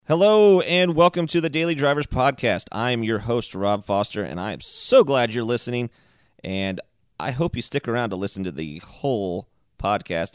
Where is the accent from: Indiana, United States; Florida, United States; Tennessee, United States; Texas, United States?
Indiana, United States; I grew up in Indiana, and my parents had a full service gas station with automotive repair